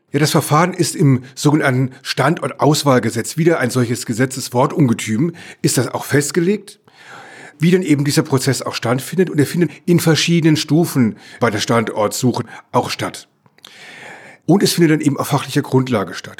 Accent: Electoral Palatinate, Baden-Württemberg, Germany; in meiner Heimat, ich komme aus der Kurpfalz

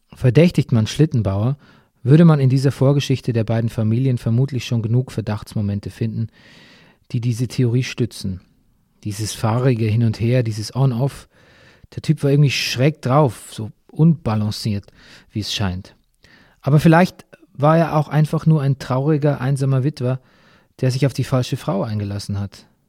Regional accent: Bavaria, Germany; meiner Heimat Bayern

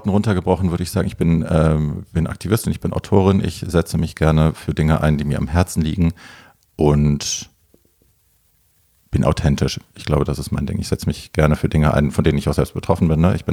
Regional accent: Hofheim, Hesse, Germany; aus Ho Hofheim. Also das ist so mein Taunuskreis.

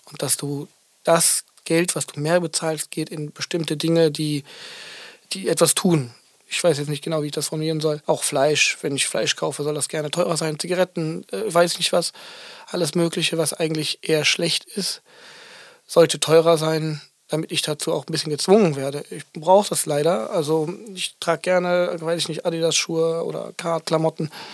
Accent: Aachen, North Rhine-Westphalia, Germany; moved away; als ich noch in Aachen gewohnt habe, da wo ich herkomme

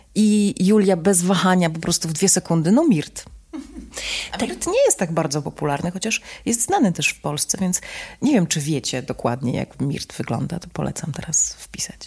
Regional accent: Warsaw, Masovian Voivodeship, Poland; also born or lived in Italy / Israel; Polka z Warszawy

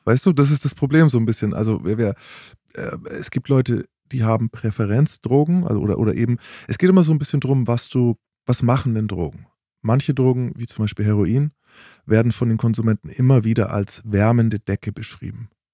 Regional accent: Bavaria, Germany; Ich bin in, in Bayern aufgewachsen

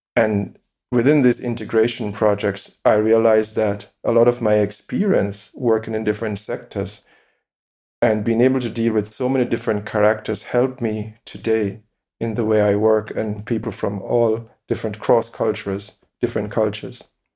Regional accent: Jamaica; moved away as an adult; now in Essen, Germany; I was born in Jamaica, I grew up in Jamaica, I know exactly I'm Jamaican

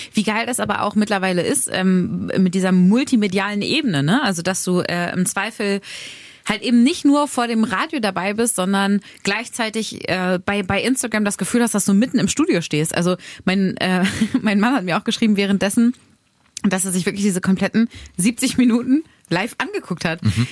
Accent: Braunschweig, Lower Saxony, Germany; moved away; meine Heimat, Heimat wird, glaube ich, immer Braunschweig sein und Mascherode, da wo meine Eltern halt wohnen und wo ich groß geworden bin

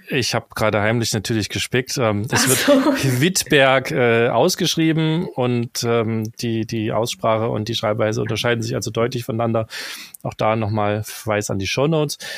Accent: the East, eastern Germany, Germany; als im Osten geborener

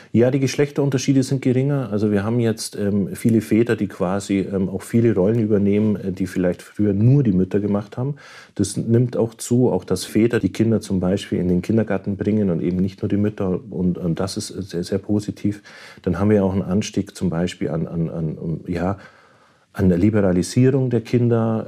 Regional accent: Germany; Bei uns in Deutschland

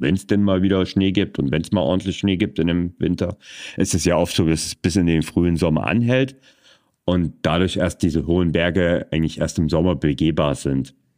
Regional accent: Vogtland, Germany; meine Heimat zum Beispiel, das ist das Vogtland und das angrenzende Erzgebirge

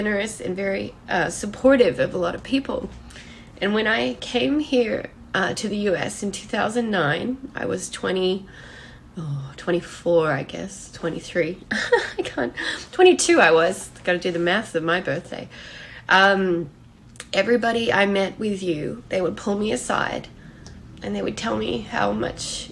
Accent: Australia; I'm Australian

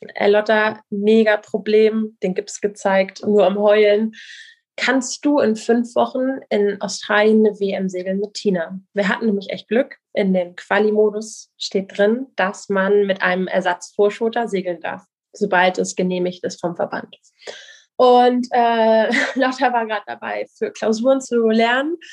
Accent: Kiel, Schleswig-Holstein, Germany; Die Strander Bucht, also die, wo ich groß geworden bin, vor Kiel

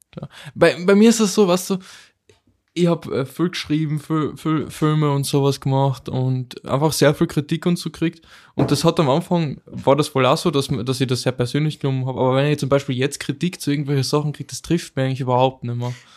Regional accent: Austria; bei uns in Österreich

